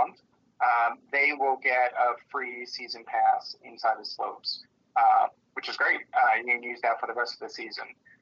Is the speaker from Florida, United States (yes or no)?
no; Poconos, Pennsylvania, United States; where I grew up in the Poconos